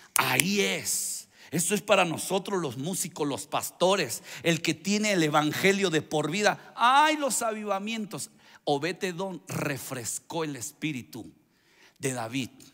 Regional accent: Veracruz, Mexico; Soy, soy veracruzano

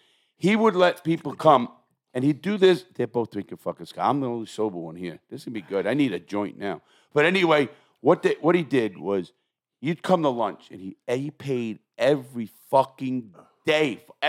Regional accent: New York, United States; I'm from New York, Junior, and we can't do that.

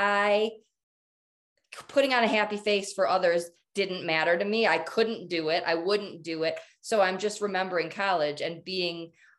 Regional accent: Michigan, United States; moved away as an adult; now in Colorado, United States; I'm from Michigan. So I'm from the Midwest. I moved to Colorado to marry Jim, but I made the choice to stay here

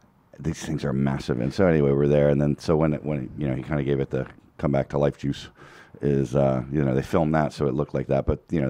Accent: outside of Philadelphia, Pennsylvania, United States; also born or lived in Colorado; now in Los Angeles, United States; I grew up outside of Philadelphia

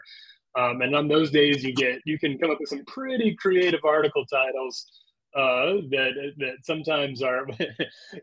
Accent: Lincoln, Nebraska, United States; moved away as an adult; also born or lived in Chicago / Orlando, Florida; back to Lincoln, Nebraska, my hometown

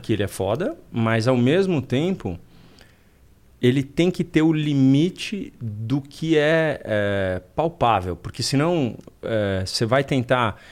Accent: Brazil; Eu sou brasileiro, eu gosto da pátria

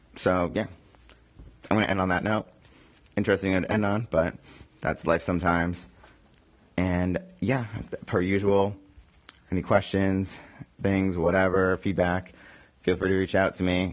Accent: Boston, Massachusetts, United States; now in New York, United States; my hometown, my home teams

